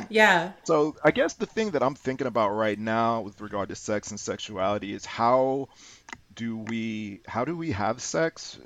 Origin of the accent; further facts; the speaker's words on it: St. Louis, Missouri, United States; I'm born and raised in St. Louis, Missouri.